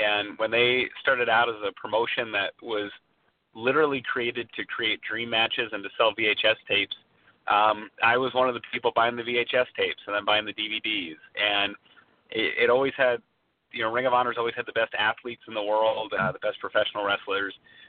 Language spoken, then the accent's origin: English; Allentown, Pennsylvania, United States; I'm from Allentown, Pennsylvania